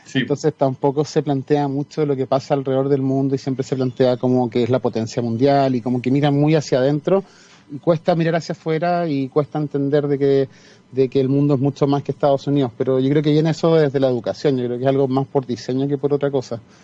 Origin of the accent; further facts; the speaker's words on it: Chile; first language Spanish; also born or lived in Singapore; Chile tiraba más en ese momento y, quise volver a mi tierra